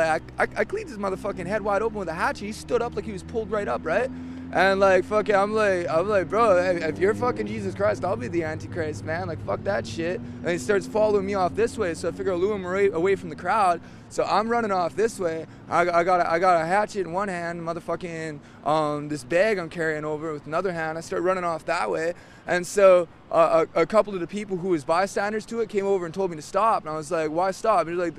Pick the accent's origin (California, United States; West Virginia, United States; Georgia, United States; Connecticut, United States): West Virginia, United States; Sophia; Sophia, West Virginia.